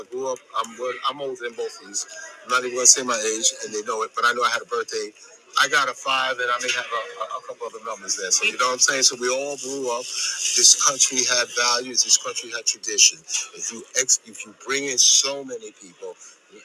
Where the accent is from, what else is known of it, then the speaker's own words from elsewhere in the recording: New York City, New York, United States; I was raised in Coney Island